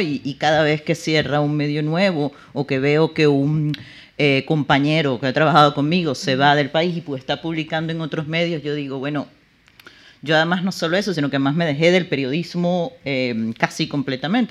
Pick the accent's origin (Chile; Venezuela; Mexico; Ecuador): Venezuela; Caracas, Capital District; moved away as an adult; also born or lived in New York; now in Madrid, Spain; ya yo no soy caraqueña